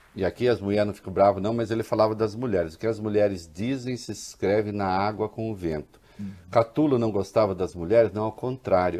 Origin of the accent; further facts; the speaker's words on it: Brazil; eu sou caipira, eu sou do interior.